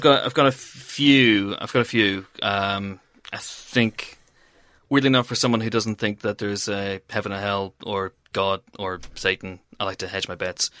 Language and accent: English; Banbridge, Northern Ireland, United Kingdom; moved away; I went once to a football match for my hometown, Baton Rouge in Northern Ireland.